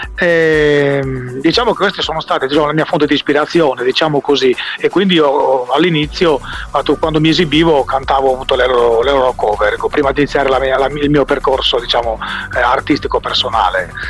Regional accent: Bitti, Sardinia, Italy; moved away as an adult; now in Berlin, Germany; sono stato appunto di, di, di Bitti, un paese del centro, del centro Sardegna

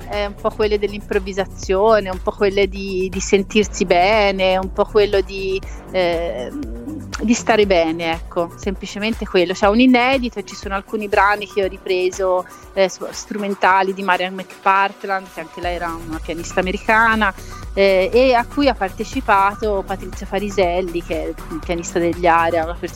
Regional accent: Lucca, Tuscany, Italy; born there; now in La Spezia, Italy; Io sono alla Spezia, sono nata a Lucca, però ora vivo alla Spezia, comunque sono sul mare.

